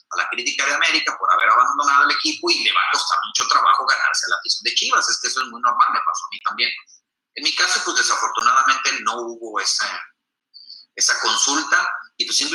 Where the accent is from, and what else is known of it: Mexico